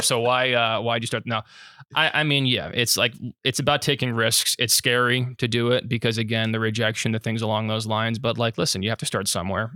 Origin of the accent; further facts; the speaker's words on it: Florida, United States; I'm from Florida